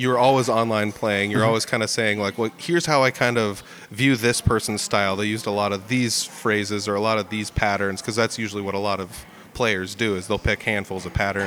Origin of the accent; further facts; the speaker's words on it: Iowa, United States; I'm born and raised in Iowa